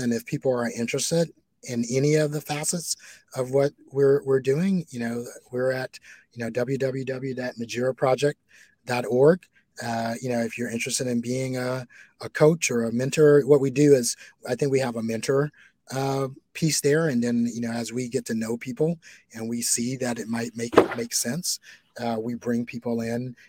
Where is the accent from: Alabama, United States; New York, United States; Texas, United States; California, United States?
Alabama, United States; now in Somerville, United States; So I am a Bostonian now, but I was born and bred in Bama.